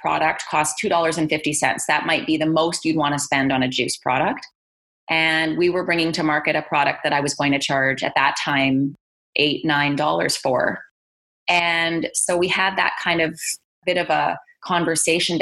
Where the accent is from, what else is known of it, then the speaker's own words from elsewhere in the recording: Calgary, Alberta, Canada; also born or lived in British Columbia; now in Edmonton, Canada; I was born in British Columbia and I grew up in Calgary in my teen years and went to high school and university in Calgary